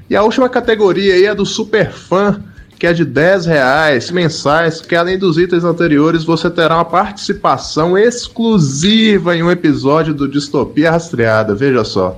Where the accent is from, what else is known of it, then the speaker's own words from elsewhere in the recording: Minas Gerais, Brazil; o interior de Minas Gerais aqui, que eu sou mineiro